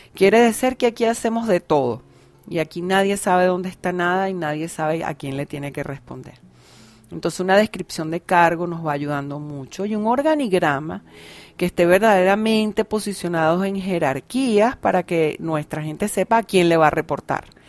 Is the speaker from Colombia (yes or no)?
no; Venezuela; en mi país Venezuela